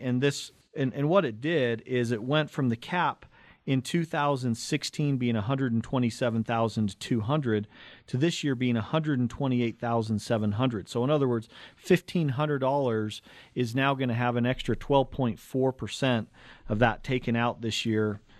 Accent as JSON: {"language": "English", "town": "Cottonwood Heights", "region": "Utah", "country": "United States", "tie": "born or raised there", "said": "growing up in Cottonwood Heights, Brighton High School"}